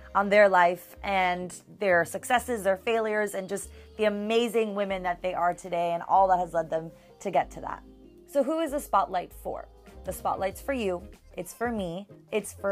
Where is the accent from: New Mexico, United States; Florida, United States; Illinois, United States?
Florida, United States; Miami; now in Tallahassee, United States; I'm originally from Miami, and I currently right now live in Tallahassee